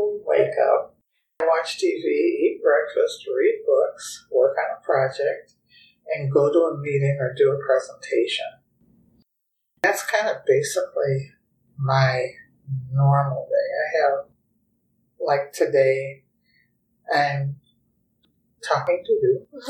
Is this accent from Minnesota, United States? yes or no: yes; Minneapolis, Minnesota, United States; now in Des Moines, United States; I grew up in Minneapolis, Minnesota.